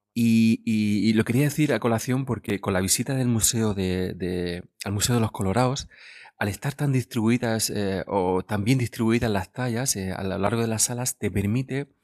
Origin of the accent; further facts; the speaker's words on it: Guadalupe, Region of Murcia, Spain; mi pueblo natal, de Guadalupe